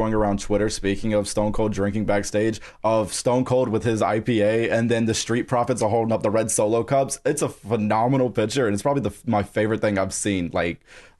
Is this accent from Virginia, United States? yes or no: no; South Carolina, United States; So I moved around a lot, but always in the South. So I grew up around this time. It was in South Carolina.